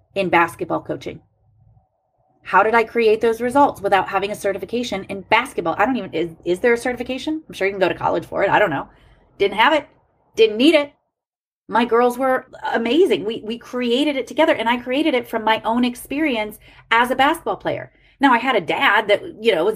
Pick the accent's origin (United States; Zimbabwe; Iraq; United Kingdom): United States; Ohio; I grew up in Ohio.